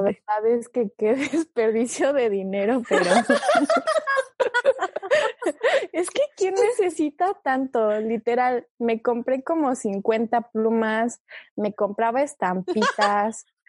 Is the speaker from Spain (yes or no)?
no; Mexico City, Mexico; also born or lived in China; yo nací en China y me fui a México a vivir cuando tenía ocho meses, o sea, todavía era una bebé. Técnicamente es como si hubiera crecido, nacido y crecido en México